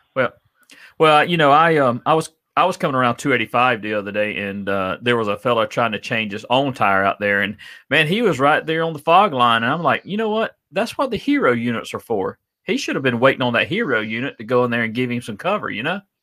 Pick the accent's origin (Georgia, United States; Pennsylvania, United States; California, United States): Georgia, United States; Adel; I grew up in Adel, Georgia